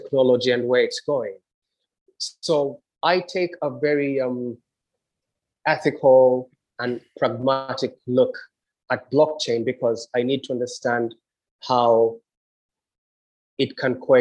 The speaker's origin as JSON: {"language": "English", "country": "Kenya", "also_born_or_lived": "England", "moved": "yes", "lives_now": "Trinidad and Tobago", "said": "I went back to my home country, Kenya"}